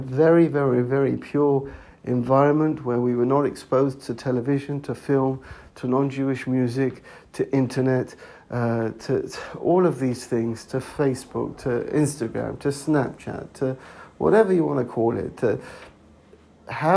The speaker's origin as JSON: {"language": "English", "region": "London", "country": "United Kingdom", "moved": "yes", "lives_now": "Israel", "said": "I come from a place called Edgware, on the periphery of London"}